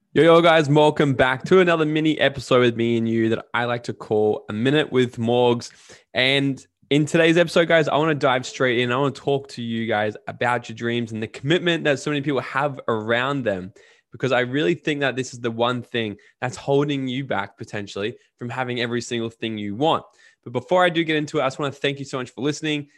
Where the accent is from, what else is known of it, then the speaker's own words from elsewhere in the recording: Australia; me being Australian